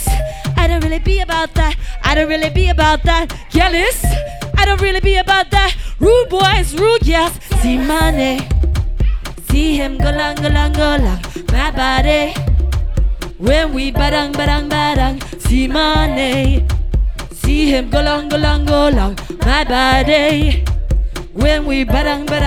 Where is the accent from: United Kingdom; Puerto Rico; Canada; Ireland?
Canada; Vancouver, British Columbia; moved away as an adult; also born or lived in Los Angeles; now in Singapore; I was born in Singapore, raised in Vancouver, worked